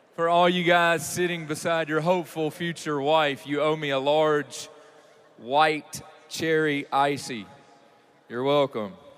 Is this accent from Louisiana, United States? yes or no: yes; Louisiana, United States; I'm from Louisiana